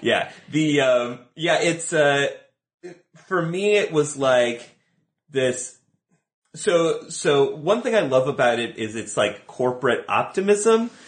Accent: Buffalo, New York, United States; moved away as an adult; now in Los Angeles, United States; I did not grow up here. I grew up in Buffalo, New York

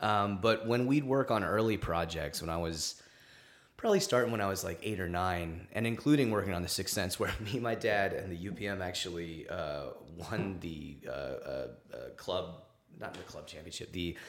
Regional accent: Los Angeles, California, United States; Los Angeles. I was born here.

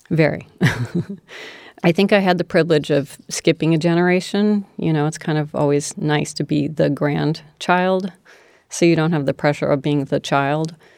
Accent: D.C., District of Columbia, United States; also born or lived in San Francisco / Hawaii; Outside of Washington, D C

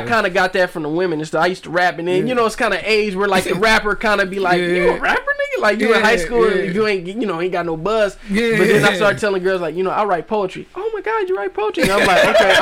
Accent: Flint, Michigan, United States; also born or lived in Alabama; I was born in Alabama. Wasn't raised in Alabama. I lived there till I was four. Then we moved to Flint

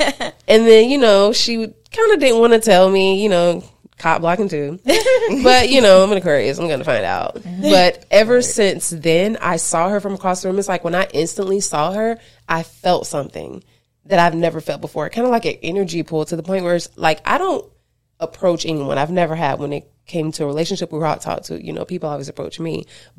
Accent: Florida, United States; we're both from Florida

